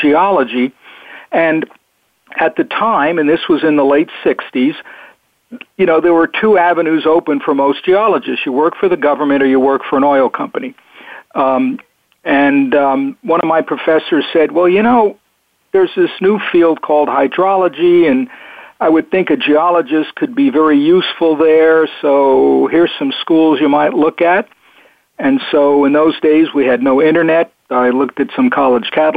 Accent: Long Island, New York, United States; moved away as an adult; also born or lived in Virginia / Tucson, Arizona; now in Oregon, United States; I plead guilty to growing up in New York. Actually born in New York City on Manhattan, and then grew up on Long Island, which was the the suburbs

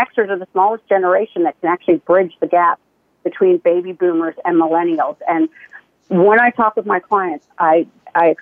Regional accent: Canada; moved away as an adult; also born or lived in United States; I'm Canadian.

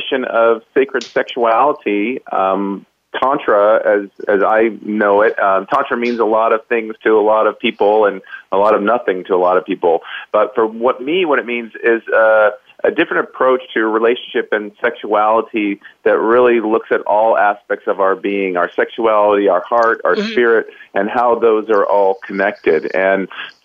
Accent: Los Angeles, California, United States; I am from California. I grew up in the L.A. area

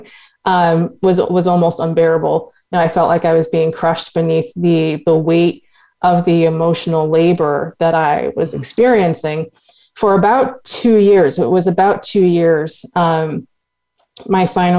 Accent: Boston, Massachusetts, United States; I grew up in Boston, Massachusetts, which is a very white city

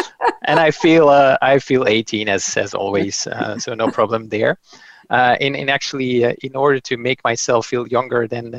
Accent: Flanders, Belgium; first language Dutch; English is a second language; I'm Belgian-based. Like, I'm Dutch-speaking, but I do speak a good mouthful of French, and hopefully my English will be good enough as well for today.

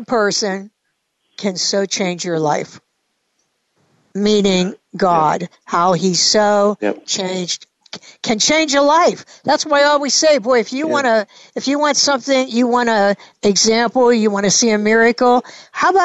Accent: Pittsburgh, Pennsylvania, United States; I am a true blue Pittsburgher

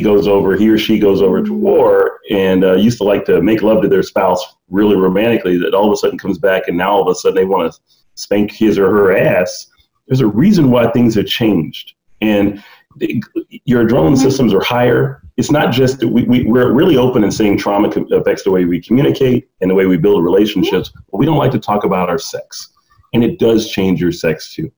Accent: the South, United States; growing up in the South

